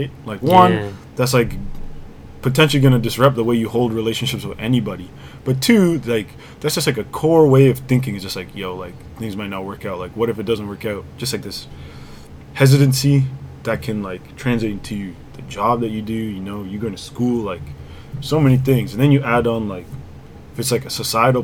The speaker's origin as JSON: {"language": "English", "area": "Durham Region", "region": "Ontario", "country": "Canada", "tie": "born or raised there", "also_born_or_lived": "Ajax, Ontario / Pickering, Ontario", "said": "I grew up in Durham, like Ajax, and then Pickering"}